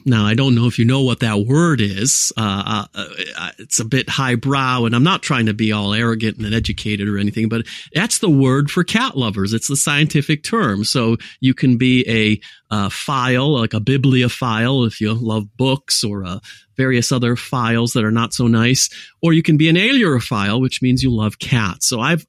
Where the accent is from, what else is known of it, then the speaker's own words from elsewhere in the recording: United States; So I was raised in the United States of America. My mother's French, so my accent was never Californian, dude. It was never Chicago. It was never Detroit. It was never Philadelphia.